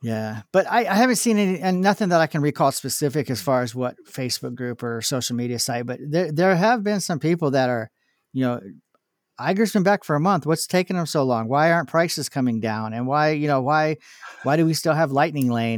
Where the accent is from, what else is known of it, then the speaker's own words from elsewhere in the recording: California, United States; I was from California